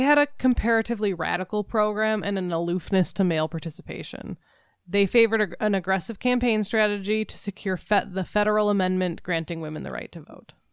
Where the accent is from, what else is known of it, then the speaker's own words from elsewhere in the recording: Minnesota, United States; we are Minnesotans